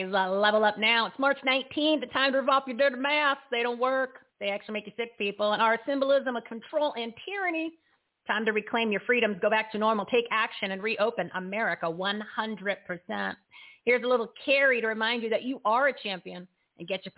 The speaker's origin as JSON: {"language": "English", "region": "New Jersey", "country": "United States", "tie": "born or raised there", "said": "I grew up in New Jersey"}